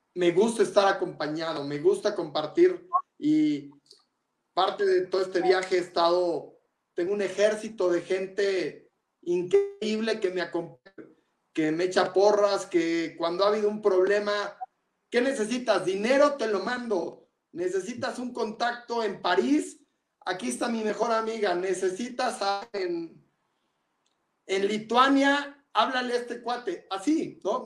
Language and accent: Spanish; Mexico; Por México, en mi país